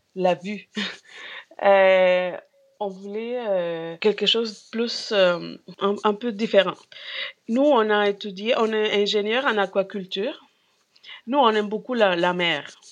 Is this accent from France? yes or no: no; Peru; French is a second language; moved away as an adult; also born or lived in Montreal, Canada; now in Gaspésie, Canada; je viens du Pérou, mais mon mari vient de l'Équateur